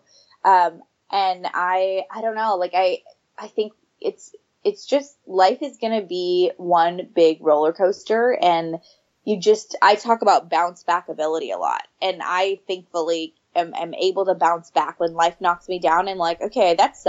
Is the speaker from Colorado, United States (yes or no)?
no; right outside Napa, California, United States; also born or lived in Sacramento; I grew up right outside Napa.